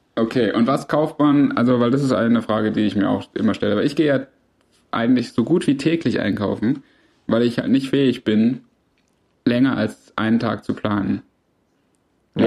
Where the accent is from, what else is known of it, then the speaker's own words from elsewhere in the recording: Swabia, Germany; ich als Schwabe